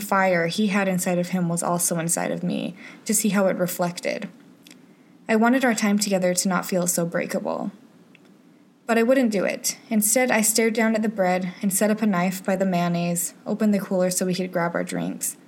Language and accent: English; Utah, United States; moved away; my childhood in Utah